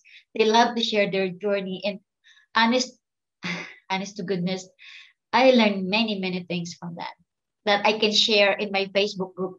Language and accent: English; Philippines; moved away as an adult; now in Houston, United States; I came from the Philippines long time ago.